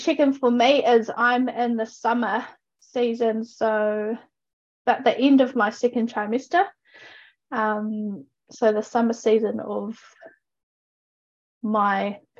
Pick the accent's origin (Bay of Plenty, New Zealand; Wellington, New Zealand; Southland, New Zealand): Bay of Plenty, New Zealand; Ōpōtiki; now in Oamaru, New Zealand; I currently reside in Te Waipounamu in Omaru, but I am from Te Whakatohia, so all Pōtiki.